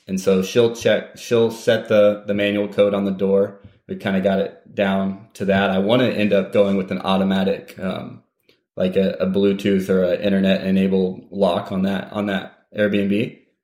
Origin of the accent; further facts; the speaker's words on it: Terre Haute, Indiana, United States; moved away; my hometown's Indiana State University, Terre Haute, Indiana